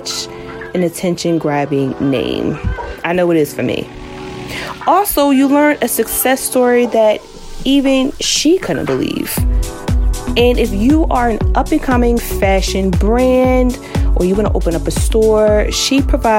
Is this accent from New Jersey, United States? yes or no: yes; New Jersey, United States; I'm from New Jersey.